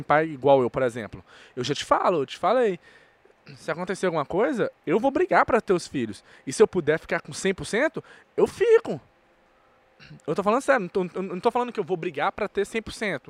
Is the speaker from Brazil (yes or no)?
yes; Brazil; also born or lived in United States; Eu nasci na América e meu, minha certidão do Brasil de nascimento tá registrado com seis meses. Oh. Então, com seis meses, eu já estava no Brasil